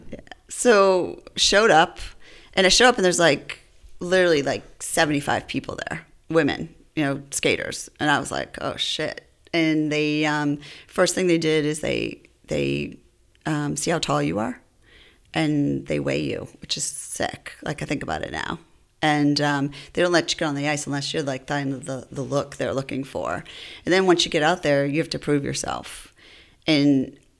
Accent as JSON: {"language": "English", "town": "Worcester", "region": "Massachusetts", "country": "United States", "tie": "born or raised there", "said": "I grew up in Worcester"}